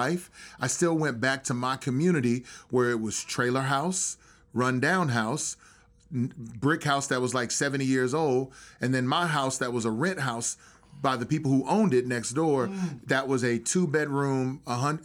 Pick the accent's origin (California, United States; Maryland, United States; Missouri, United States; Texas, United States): Texas, United States; Growing up in Texas, there were a lot of people who had money